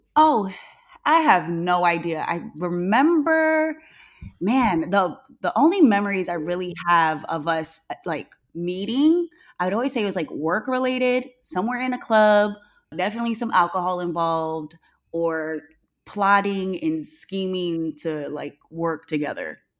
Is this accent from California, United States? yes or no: yes; Newman, California, United States; I grew up in Newman, and a lotta people don't even know where Newman is. I call it Two Stoplight, California